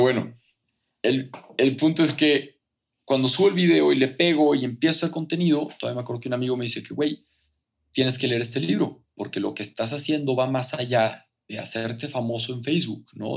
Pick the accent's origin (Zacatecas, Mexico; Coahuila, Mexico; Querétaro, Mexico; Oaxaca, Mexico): Coahuila, Mexico; Torreón; moved away as an adult; now in Mexico City, Mexico; yo soy de Torreón, que es provincia, que es a gusto, que es tranquilo